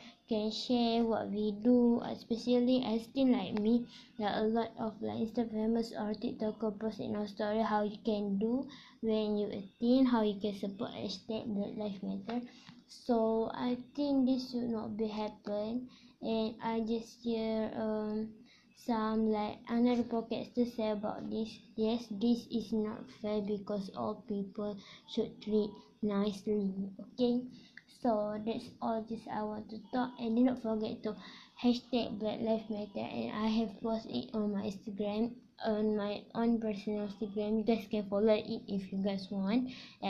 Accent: Malaysia

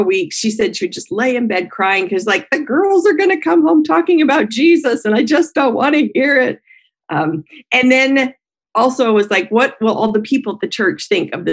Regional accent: Colorado, United States; moved away; I am a Colorado native, so in the United States, born and raised in Colorado

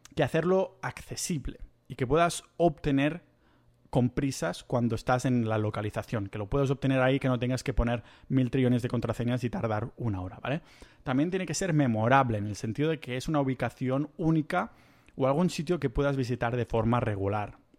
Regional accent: Catalonia, Spain; como buen catalán que soy

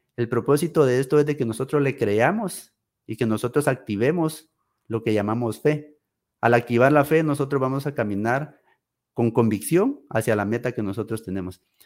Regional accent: Guatemala; moved away as an adult; also born or lived in United States; aquí, en mi país, en mi tierra, con mi gente

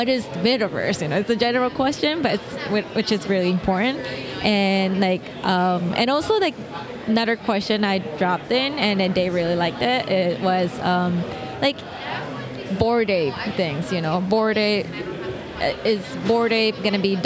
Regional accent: Japan; moved away; I'm originally from Japan

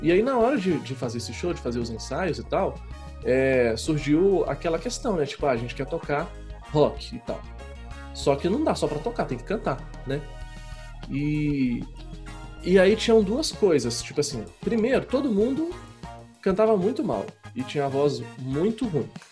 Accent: Belo Horizonte, Minas Gerais, Brazil; eu nasci em Belo Horizonte

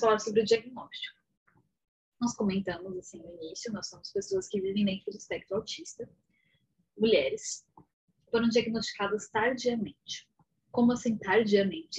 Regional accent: São Carlos, São Paulo, Brazil; sou aqui de São Paulo, no interior, São Carlos

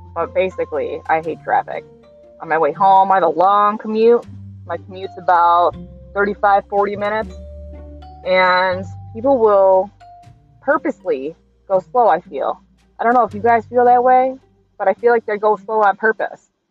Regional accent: New York, United States; As a New Yorker

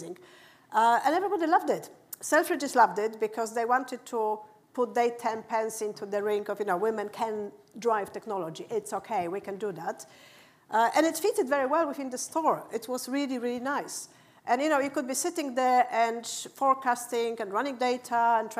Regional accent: Poland; moved away; also born or lived in United Kingdom; I'm from Poland

